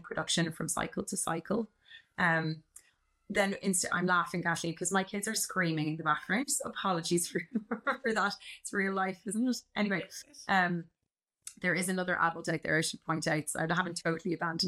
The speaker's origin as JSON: {"language": "English", "town": "Dublin", "region": "Leinster", "country": "Ireland", "also_born_or_lived": "Canada", "said": "I am a GP and I'm from Dublin, and then I moved to Canada in 2014"}